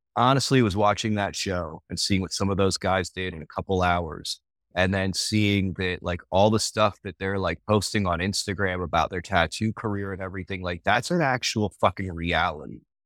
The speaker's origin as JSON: {"language": "English", "town": "Fort Lauderdale", "region": "Florida", "country": "United States", "also_born_or_lived": "North Carolina", "moved": "yes", "lives_now": "Fall River, North Carolina, United States", "said": "I'm originally from South Florida, like the Fort Lauderdale area."}